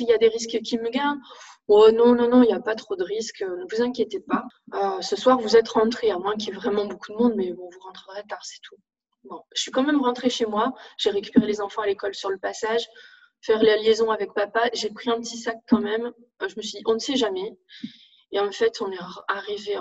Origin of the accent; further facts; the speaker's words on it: north of France, France; moved away as an adult; now in Narbonne, France; je suis originaire du nord de la France. Et donc, toute ma famille, tous mes amis sont dans le nord